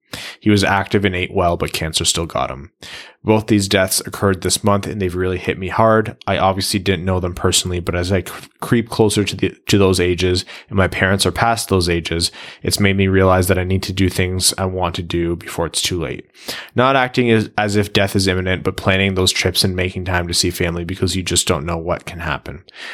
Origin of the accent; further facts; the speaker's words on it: Traverse City, Michigan, United States; I'm from Traverse City, pronounced Travers, Michigan. And so I've been lucky enough to go to a few training camps up here.